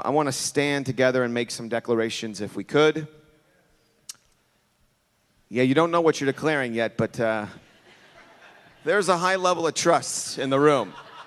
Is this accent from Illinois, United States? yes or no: yes; Chicago, Illinois, United States; I'm from Chicago